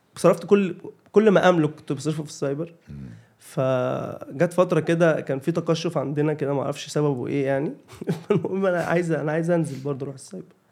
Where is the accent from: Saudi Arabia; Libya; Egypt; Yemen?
Egypt; Cairo, Cairo Governorate; انا كنت انا اصلا من شبرا شبرا مصر